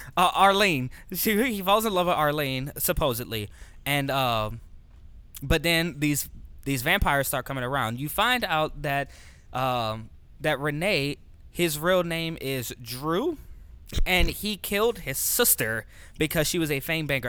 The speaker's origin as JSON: {"language": "English", "town": "New Orleans", "region": "Louisiana", "country": "United States", "moved": "yes", "said": "I'm originally from New Orleans"}